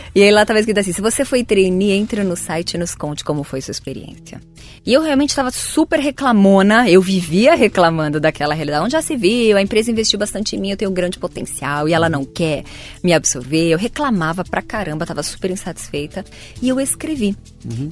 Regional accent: Santo André, São Paulo, Brazil; eu venho de Santo André, sou do ABC Paulista

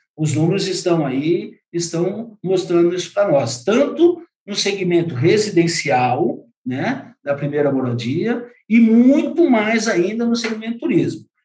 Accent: São Paulo, Brazil; Eu sou paulista, né? paulistano

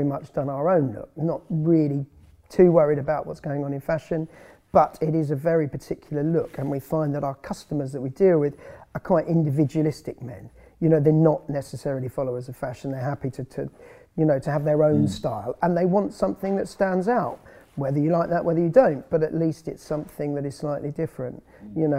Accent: just outside Northampton, East Midlands, United Kingdom; I grew up just outside Northampton

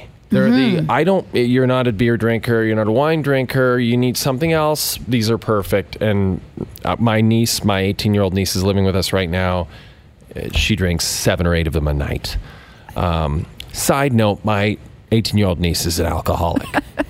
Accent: Alberta, Canada; I grew up north of Edmonton, and the closest kind of mountain resort was Jasper

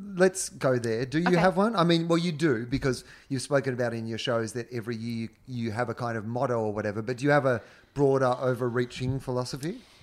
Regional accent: Denison, Australia; I'm from Denison

